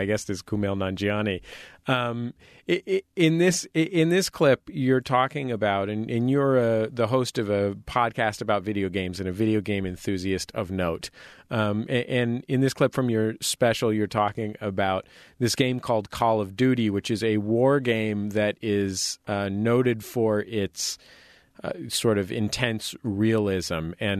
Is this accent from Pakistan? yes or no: yes; Karachi, Sindh, Pakistan; the reason that you get to tell that joke isn't just, oh, I'm from Karachi, so I can tell this joke.